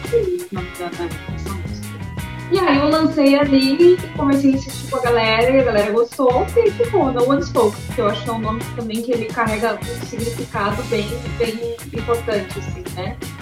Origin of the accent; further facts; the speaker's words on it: Rio Grande do Sul, Brazil; moved away as an adult; now in Florianópolis, Brazil; Eu sou natural do Rio Grande do Sul